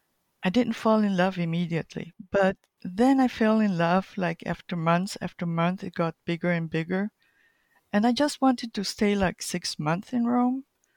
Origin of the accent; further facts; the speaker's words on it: Colombia; also born or lived in Chile; But main thing, I was born in Chile and grew up in Colombia. So those are my roots, main roots.